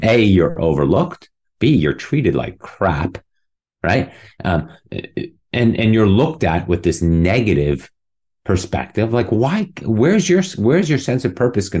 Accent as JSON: {"language": "English", "town": "Munich", "region": "Bavaria", "country": "Germany", "tie": "born or raised there", "also_born_or_lived": "New York City, United States", "moved": "yes", "lives_now": "Dallas, United States", "said": "It was in Munich, my hometown, and where I did all my swimming growing up"}